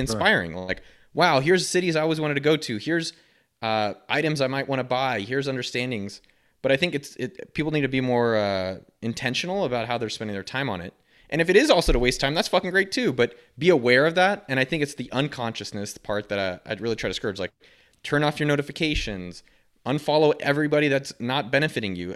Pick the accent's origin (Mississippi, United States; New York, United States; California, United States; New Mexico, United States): California, United States; Silicon Valley; I grew up in Silicon Valley